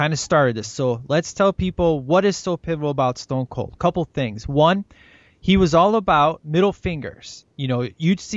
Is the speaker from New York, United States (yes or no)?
no; Chicago, Illinois, United States; moved away; growing up in Chicago